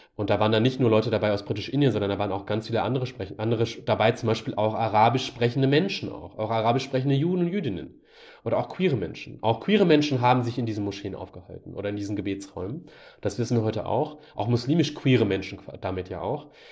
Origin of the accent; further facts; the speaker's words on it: Germany; ich bin Deutscher und ich will hier bleiben.